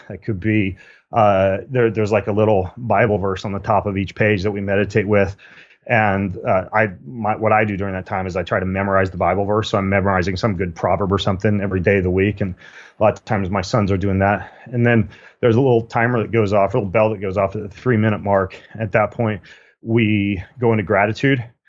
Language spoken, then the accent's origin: English; Spokane, Washington, United States; Spokane, Washington, my hometown